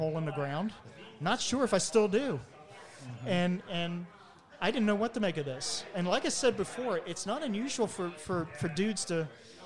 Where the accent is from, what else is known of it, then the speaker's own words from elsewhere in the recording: Maryland, United States; growing up in Maryland back in the 60s and 70s and 80s